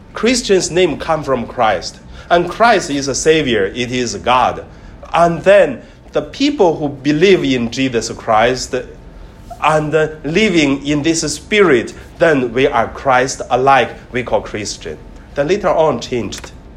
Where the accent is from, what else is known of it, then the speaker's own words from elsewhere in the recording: Hebei, China; now in Hong Kong; I studied in elementary in my hometown. In Hong Kong, you never seen this, but in mainland China, in northern part of China, in Hebei province